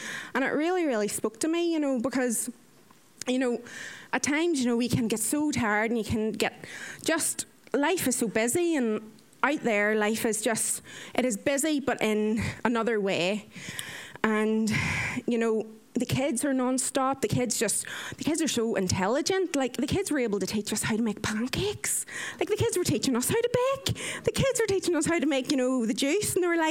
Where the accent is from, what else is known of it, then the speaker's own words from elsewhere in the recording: Ireland; I am 30 years old. I am Irish.